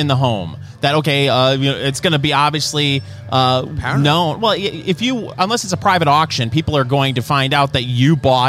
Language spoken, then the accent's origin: English; Michigan, United States; I'm from Michigan.